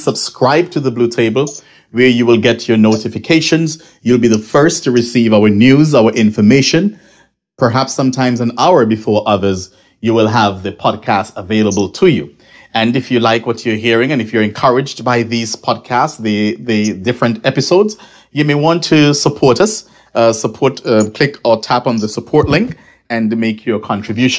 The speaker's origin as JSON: {"language": "English", "region": "Nevis", "country": "St. Kitts & Nevis", "said": "I'm from Nevis, and I am also from that constituency, the constituency of St. James"}